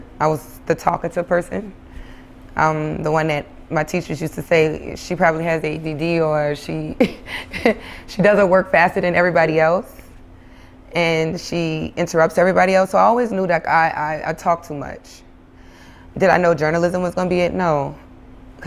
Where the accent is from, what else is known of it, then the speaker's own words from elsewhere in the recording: New Orleans, Louisiana, United States; moved away as an adult; now in New York, United States; Originally, I'm from New Orleans East